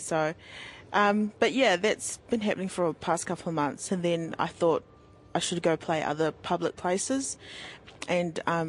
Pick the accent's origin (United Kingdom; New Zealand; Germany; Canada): New Zealand; Hastings, Hawke's Bay; first language English; moved away as an adult; now in Wellington, New Zealand; Oh, I was born in Hastings. My family's from Ngāti Kahununu ki Hiratonga. My mum was brought up there in Bridge Park, and my dad's from Samoa, but he was brought up in Auckland.